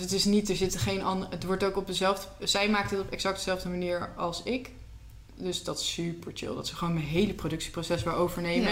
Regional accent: Netherlands; wij hebben veel keus als Nederlanders

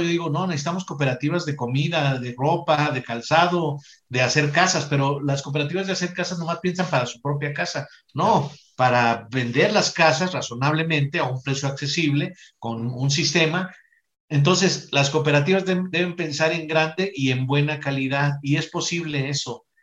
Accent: Mexico

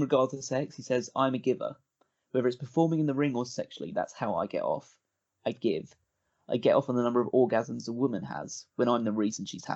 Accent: England, United Kingdom; I'm English

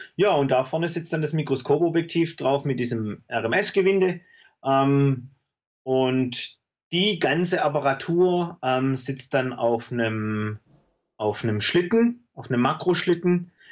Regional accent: Besigheim, Baden-Württemberg, Germany; Ich komme äh, äh, zwischen Stuttgart und Heilbronn aus dem Weinort Besigheim. Ähm, lebe da mit meiner Frau und meinen drei Kindern.

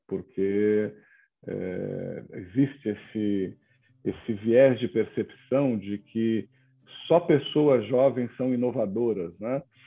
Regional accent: São Paulo, Brazil; now in João Pessoa, Brazil; nasci em São Paulo, nasci na Moca

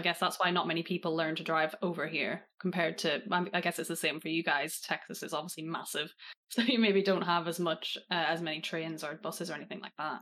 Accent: Northern Ireland, United Kingdom; now in England; I live in England now, but I was raised in Northern Ireland

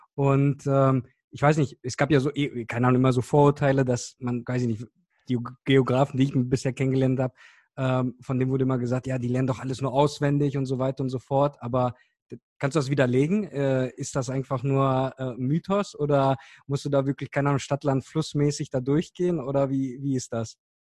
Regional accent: Cologne, North Rhine-Westphalia, Germany; ich komme aus Köln

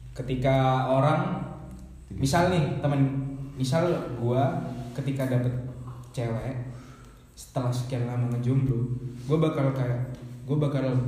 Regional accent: Bondowoso, East Java, Indonesia; also born or lived in Malang; kalau di Bondowoso itu mah bahasanya rata-rata Madura tapi nggak semuanya Madura di lingkungan gue Jawa semua

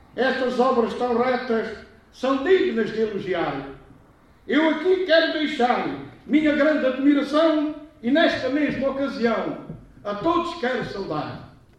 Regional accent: Viana do Alentejo, Alentejo, Portugal; also born or lived in São Matias, Évora; fui criado aqui a dois passos da cidade, ou, ou seja, nasci no Monte Bruno Douro, freguesia de São Matias, e fui para Viana do Alentejo com três anos

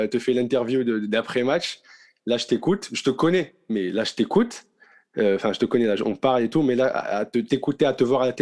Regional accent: Morocco; first language Arabic; French is a second language; On est marocain, on parle arabe à la maison

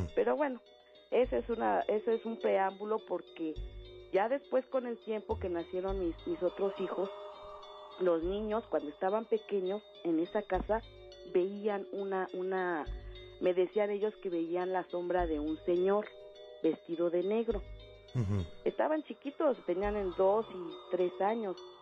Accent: Mexico City, Mexico; moved away as an adult; now in State of Mexico, Mexico; Yo vivo ahorita aquí en el Estado de México. Pero en mi juventud, mi adolescencia, este, viví en Xochimilco

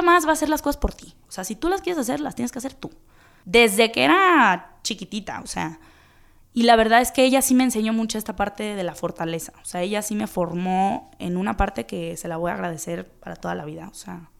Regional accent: Guadalajara, Jalisco, Mexico; soy de Guadalajara, soy de aquí, llevo toda la vida, toda la vida viviendo aquí

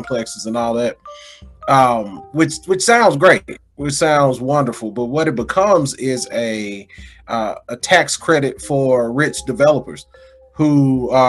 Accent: Mississippi, United States; also born or lived in Denver; from my hometown

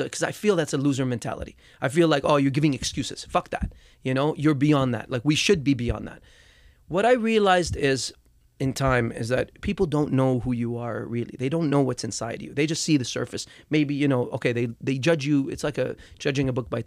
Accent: Dubai, United Arab Emirates; moved away; People back home where I grew up in Dubai

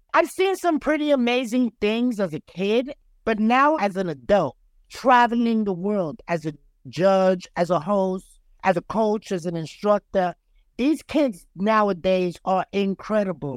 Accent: New York City, New York, United States; I'm a kid from the South Bronx.

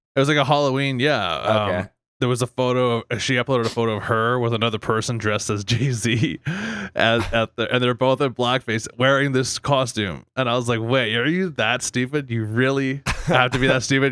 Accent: Fort McMurray, Alberta, Canada; 7 Eleven, where we both grew up in the downtown of Fort Mac

